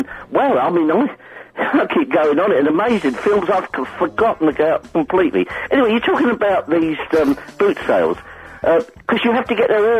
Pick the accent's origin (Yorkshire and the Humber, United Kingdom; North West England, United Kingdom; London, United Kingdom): London, United Kingdom; I'm from South Norwood, the most famous place in South London.